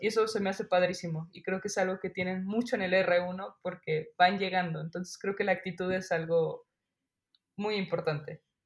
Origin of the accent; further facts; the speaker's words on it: Guadalajara, Jalisco, Mexico; moved away as an adult; also born or lived in Mexico City; now in State of Mexico, Mexico; voy a Guadalajara, que es de donde yo soy, a ver a mi familia